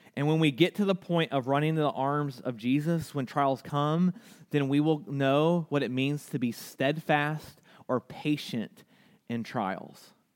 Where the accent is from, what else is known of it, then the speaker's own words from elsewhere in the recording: United States; as American Christians, one of the words that scare us the most is persecution. And honestly, here in the United States